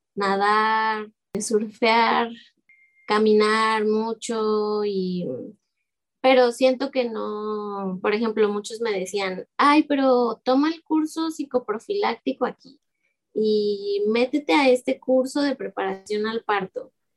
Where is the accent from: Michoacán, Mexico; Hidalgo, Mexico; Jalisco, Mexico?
Jalisco, Mexico; Guadalajara; moved away as an adult; also born or lived in Xalapa, Veracruz; now in Veracruz, Mexico; yo pues crecí en Guadalajara con mi familia